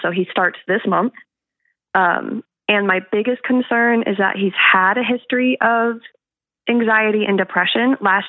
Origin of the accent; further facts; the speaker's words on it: Florida, United States; moved away as an adult; We're from Florida, so winter doesn't happen.